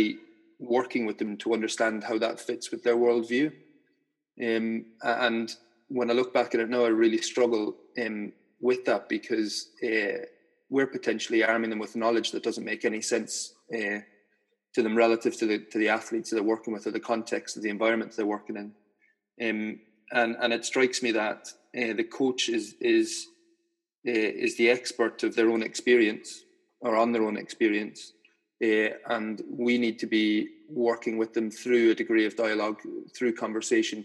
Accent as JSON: {"language": "English", "country": "Ireland", "tie": "born or raised there", "moved": "yes", "said": "I grew up in Ireland in a fairly conservative Catholic society"}